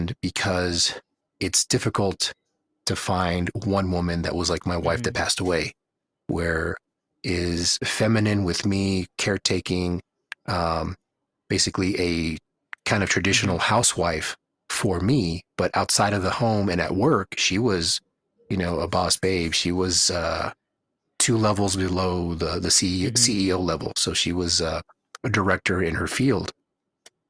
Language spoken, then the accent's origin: English; Houston, Texas, United States; moved away as an adult; now in Reno, United States; the lack of food variety that I'm used to from having been or growing up in Houston.